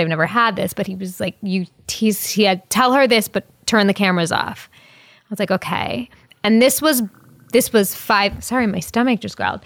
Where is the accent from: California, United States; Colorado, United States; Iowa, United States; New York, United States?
New York, United States; Long Island; I'm from Long Island